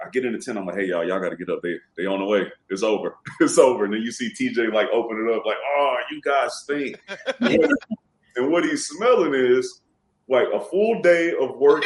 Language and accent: English; Houston, Texas, United States; also born or lived in Louisiana; I'm from Houston